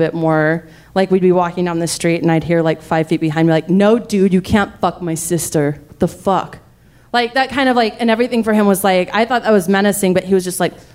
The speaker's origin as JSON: {"language": "English", "country": "United States", "said": "we're American"}